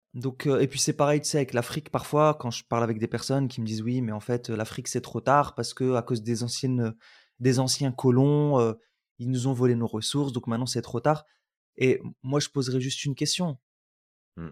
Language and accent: French; Roubaix, Hauts-de-France, France; also born or lived in Algeria; j'ai grandi à Roubaix, je suis venu à la base d'Algérie, puis j'ai grandi à Roubaix